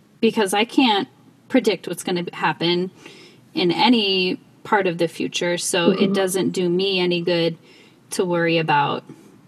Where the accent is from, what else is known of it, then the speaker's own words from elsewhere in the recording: South Dakota, United States; I grew up in South Dakota